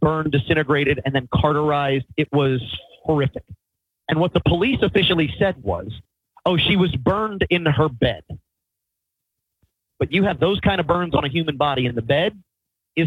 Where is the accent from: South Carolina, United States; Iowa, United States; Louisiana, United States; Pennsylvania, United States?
Louisiana, United States; New Orleans; Growing up in New Orleans, I carpooled with Carlos Marcello's grandkids